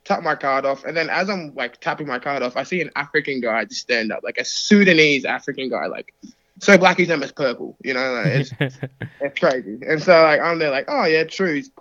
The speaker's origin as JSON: {"language": "English", "country": "Australia", "tie": "born or raised there", "also_born_or_lived": "United States", "said": "being from the States as well, but being raised in Aussie"}